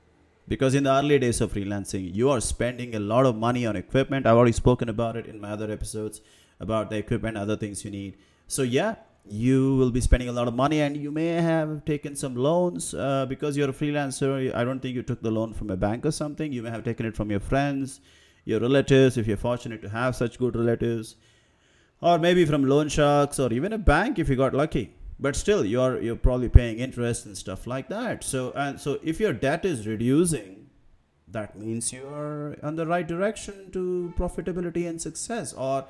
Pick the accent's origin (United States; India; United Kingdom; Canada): India; English is a second language; But at the same time, I am aware that English is not my primary birth language. I'm from India. I spent the first 15 years to 20 years mostly speaking the regional languages.